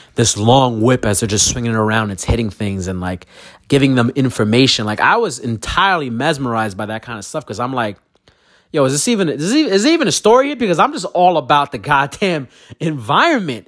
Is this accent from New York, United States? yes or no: yes; Brooklyn, New York, United States; I'm a kid from Brooklyn